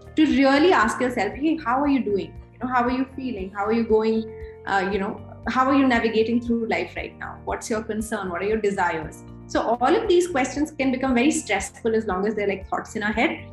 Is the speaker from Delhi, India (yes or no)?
yes; Delhi, India; also born or lived in Jamshedpur; I've been born and brought up in Delhi